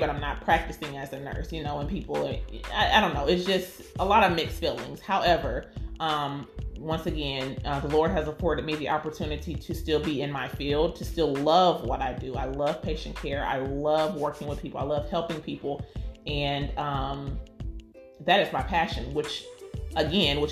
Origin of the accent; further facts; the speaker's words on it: United States; we're Black and we are African American